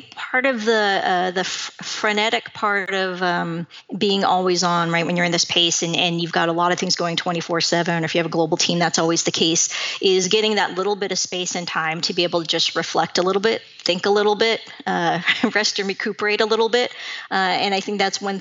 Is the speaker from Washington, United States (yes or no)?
yes; Seattle, Washington, United States; I was born and raised in Seattle